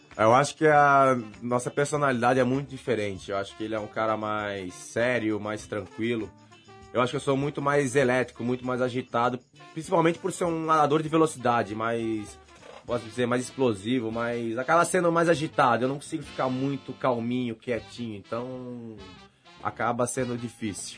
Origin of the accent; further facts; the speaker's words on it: Brazil; moved away as an adult; now in United States; continuei representando o Brasil, que é o país onde eu nasci